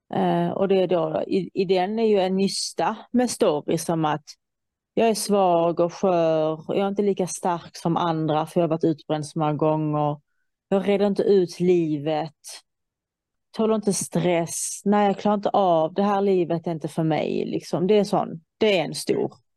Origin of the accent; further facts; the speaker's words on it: Iran; now in Sweden; jag kommer från Iran